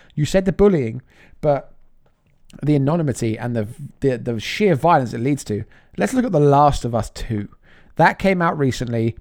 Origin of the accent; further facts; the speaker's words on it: England, United Kingdom; being English.